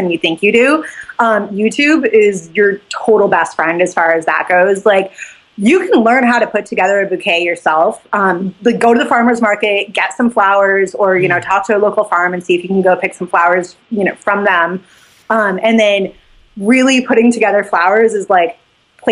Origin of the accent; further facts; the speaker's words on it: Jackson, Wyoming, United States; now in Texas, United States; I live in Texas now. I grew up in Jackson